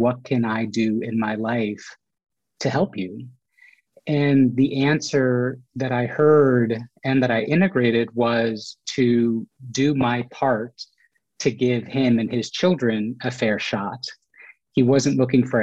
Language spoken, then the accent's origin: English; United States; I was born in the United States. They came from India to the United States to make a better life.